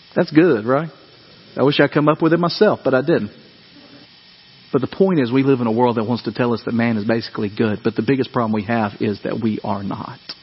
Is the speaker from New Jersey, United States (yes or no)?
no; Dyersburg, Tennessee, United States; growing up in Dyersburg, we got out for earthquake day